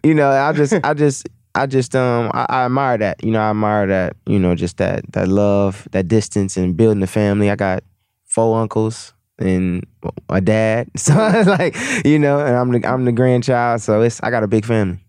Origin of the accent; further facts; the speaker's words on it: Milwaukee, Wisconsin, United States; I'm from Milwaukee